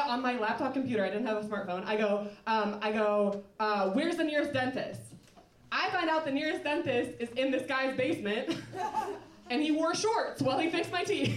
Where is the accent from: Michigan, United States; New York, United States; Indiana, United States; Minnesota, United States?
Minnesota, United States; moved away as an adult; also born or lived in Ohio; now in Chicago, United States; I'm from Minnesota, I went to school in Ohio